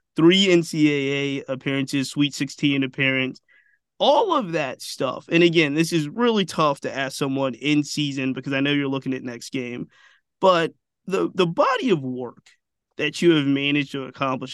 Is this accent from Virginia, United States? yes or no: yes; Richmond, Virginia, United States; I am born and raised in Richmond